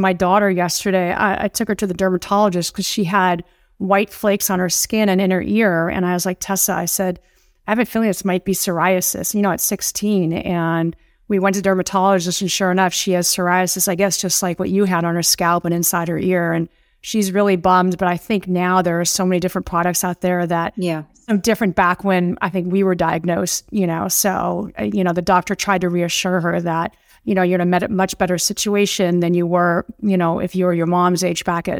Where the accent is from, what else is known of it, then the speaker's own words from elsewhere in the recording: Beverly Hills, California, United States; I grew up in Beverly Hills.